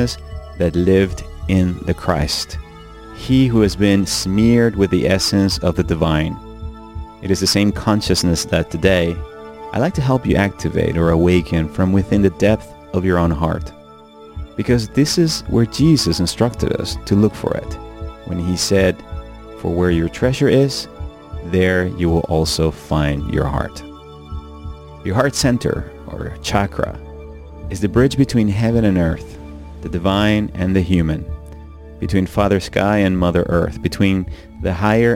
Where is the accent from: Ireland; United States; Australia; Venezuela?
Venezuela; When I was a little child growing up in Venezuela